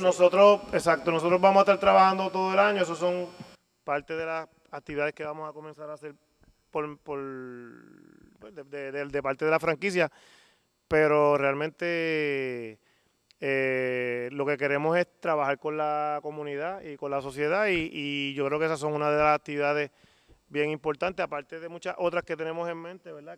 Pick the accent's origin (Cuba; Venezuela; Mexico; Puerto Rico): Puerto Rico; Mayagüez; Mayagüez por lo menos yo me crié en el baloncesto en Mayagüez y, me crié dentro de, unas categorías menores donde había una liga infantil